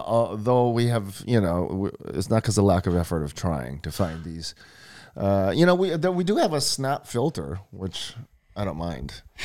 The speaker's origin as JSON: {"language": "English", "region": "Hawaii", "country": "United States", "tie": "born or raised there", "said": "born and raised in Hawaii"}